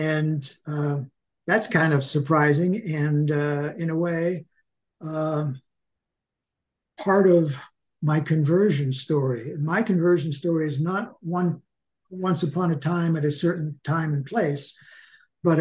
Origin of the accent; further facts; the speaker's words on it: Sharon, Pennsylvania, United States; also born or lived in Minnesota; now in Ocala, United States; I was born in Sharon, Pennsylvania, 1945, which makes me 77 now